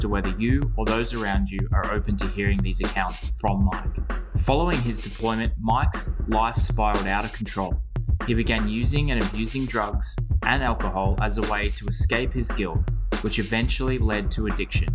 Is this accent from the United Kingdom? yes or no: no; Australia; growing up in Australia